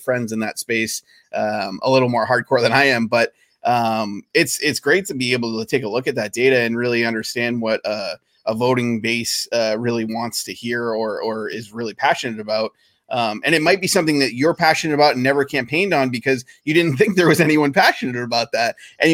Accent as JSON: {"language": "English", "region": "Maine", "country": "United States", "tie": "born or raised there", "moved": "yes", "said": "I grew up in Maine, so I have friends and family in Maine"}